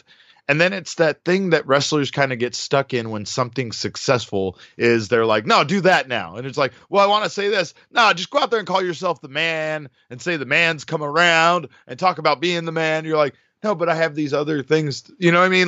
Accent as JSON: {"language": "English", "town": "Phoenix", "region": "Arizona", "country": "United States", "tie": "born or raised there", "said": "this is my hometown"}